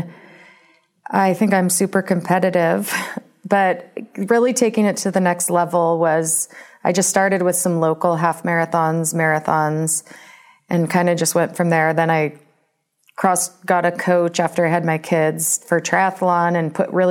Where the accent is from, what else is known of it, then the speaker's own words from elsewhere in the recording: Bay Area, California, United States; also born or lived in Arizona / San Diego; now in Reno, United States; I'm from the Bay Area